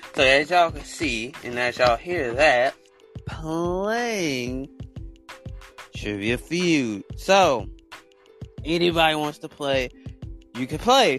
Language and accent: English; United States; I'm American